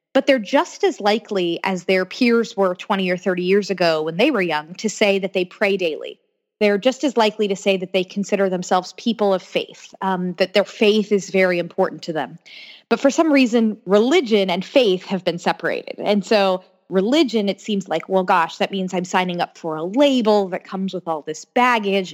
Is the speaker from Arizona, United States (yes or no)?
no; Orlando, Florida, United States; moved away as an adult; now in Washington, D.C., United States; I grew up in Orlando, Florida